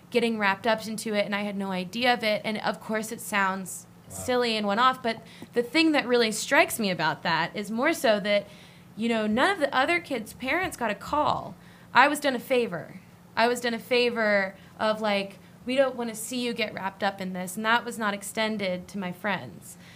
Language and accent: English; New Bern, North Carolina, United States; I grew up in New Bern for 18 years